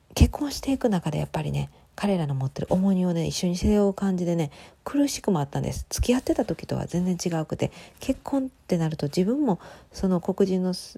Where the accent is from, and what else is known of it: Japan